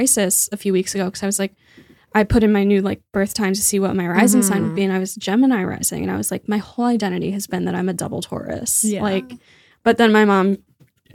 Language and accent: English; Connecticut, United States; I'm from Connecticut, but I'm from like a very woodsy, rural part of Connecticut. And we would get stuck driving behind tractors all the time